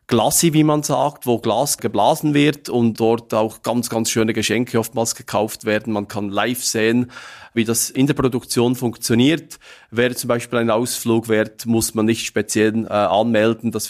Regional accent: Interlaken, Bern, Switzerland; Ja, das ist korrekt. Ich bin aufgewachsen in Interlaken, mit dem Tourismus groß geworden

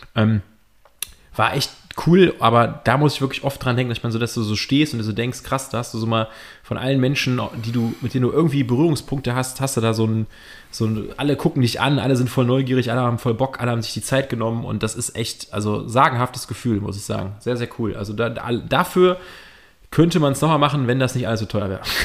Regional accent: Cologne, North Rhine-Westphalia, Germany; als Kölner

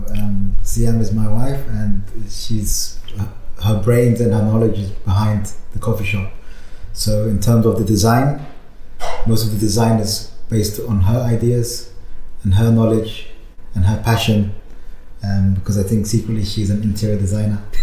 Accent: London, United Kingdom; moved away as an adult; now in Berlin, Germany; I was born in London. I'm from London

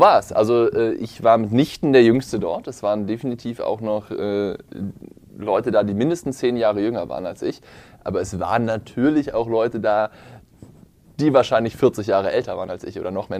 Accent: Potsdam, Brandenburg, Germany; ich bin zwar in Potsdam aufgewachsen

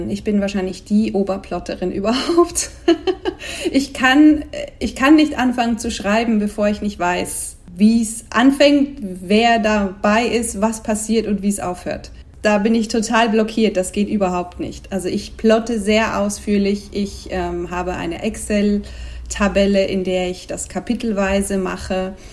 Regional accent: Switzerland; now in Spain; seit noch ein paar Jahren mehr lebe ich in Spanien, wohin ich gezogen bin aus der Schweiz. wie man vielleicht manchmal am Akzent hören kann.

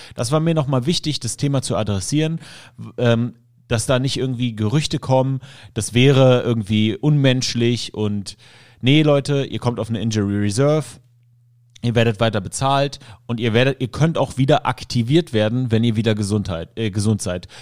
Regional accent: Germany; also born or lived in Syria; ich bin aus dem Kinderheim aus Syrien ähm, adoptiert worden hier und bin dann nach Deutschland gekommen

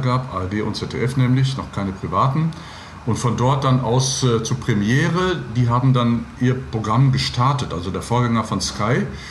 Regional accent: Gladbeck, North Rhine-Westphalia, Germany; moved away as an adult; also born or lived in Gelsenkirchen / Lippstadt / Giessen; Ich bin ein Kind des Ruhrgebiets in Gelsenkirchen geboren, in Gladbeck in der Geiselgangsterstadt. In Anführungsstrichen bin ich aufgewachsen.

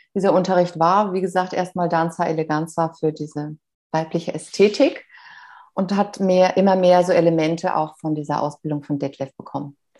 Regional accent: Bad Kreuznach, Rhineland-Palatinate, Germany; wieder in Bad Kreuz nach meiner Geburtsstadt, gelandet

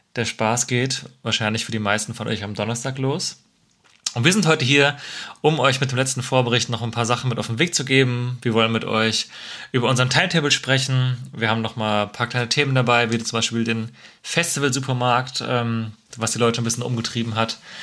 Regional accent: Marburg, Hesse, Germany; now in Cologne, Germany; in meine Heimat äh, Marburg

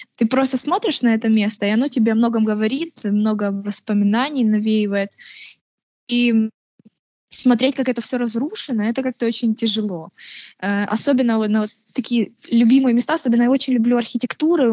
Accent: Kharkiv, Kharkiv Oblast, Ukraine; also born or lived in Henichesk, Kherson Oblast; я геничанка. Это Херсонская область. А, но живу в Харькове где-то с трех лет

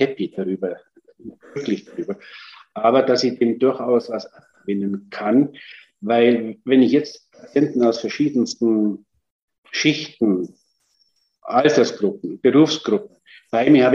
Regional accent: Germany; bei uns in Deutschland

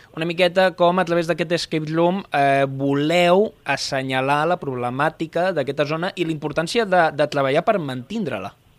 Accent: Province of Tarragona, Catalonia, Spain; som de la província de Tarragona

